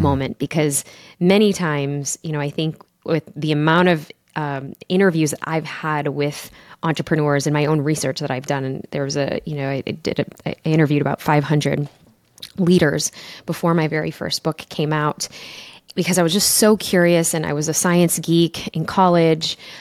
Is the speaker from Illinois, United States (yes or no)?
yes; Chicago, Illinois, United States; my mom and my dad, they were immigrants, and I grew up in Chicago